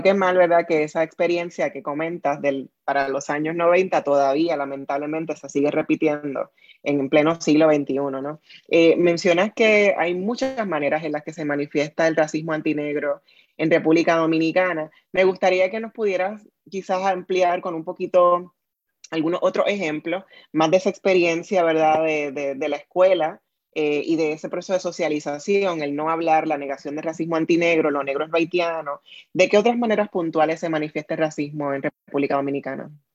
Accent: Puerto Rico; nuestra experiencia en Puerto Rico

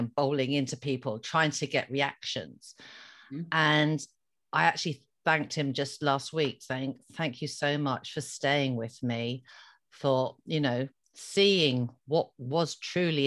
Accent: Ireland; being an Irish Catholic girl, I was brought up with the word fault and blame.

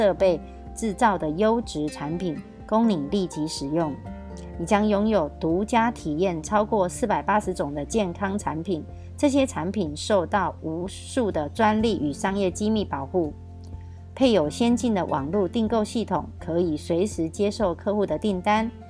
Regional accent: Miaoli County, Taiwan; 今天要为大家导读的主题是

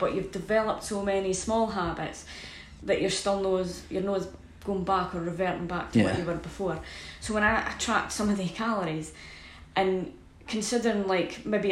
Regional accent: Scotland, United Kingdom; I'm Scottish

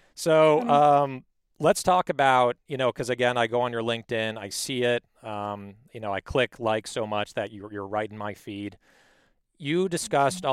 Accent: Palos Verdes, California, United States; I was raised in Palos Verdes.

